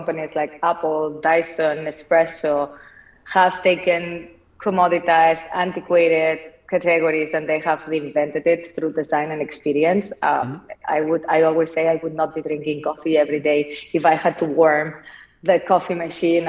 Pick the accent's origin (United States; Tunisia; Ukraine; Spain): Spain; Barcelona, Catalonia; English is a second language; moved away; as you can tell from my accent, I'm not from here. I'm from Barcelona. I was born and raised in an entrepreneurial family